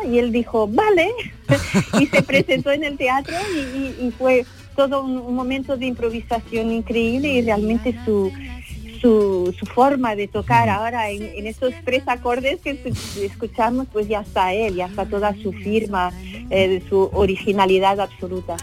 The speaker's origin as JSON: {"language": "Spanish", "country": "Portugal", "said": "como portuguesa"}